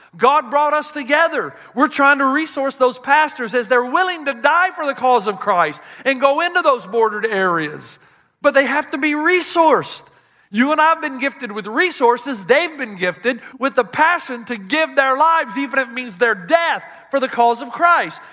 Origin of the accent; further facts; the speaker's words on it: United States; as an American